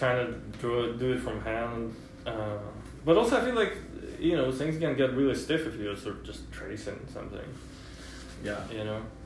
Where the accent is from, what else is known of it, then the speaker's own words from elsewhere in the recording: Russia; English is a second language; moved away as an adult; now in United States; when I was growing up in Russia